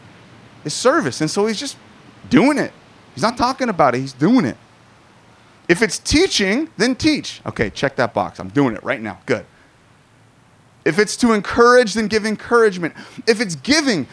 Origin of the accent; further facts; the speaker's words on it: Southern California, United States; I'm Southern Californian